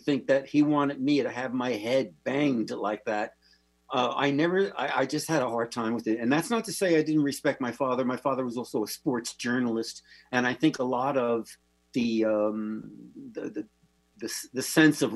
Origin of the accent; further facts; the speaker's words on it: New Jersey, United States; moved away; I grew up in New Jersey. I left New Jersey to go to a Catholic seminary